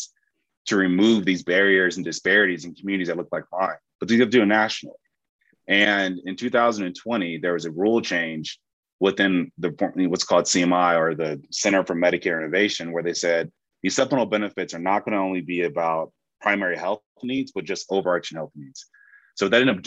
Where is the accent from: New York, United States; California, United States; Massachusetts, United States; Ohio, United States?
California, United States; Compton; I specifically grew up in Compton, California